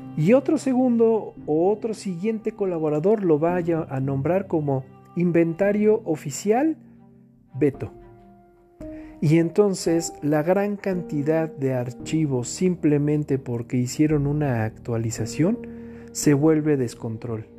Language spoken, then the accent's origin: Spanish; Mexico; entre todos los mexicanos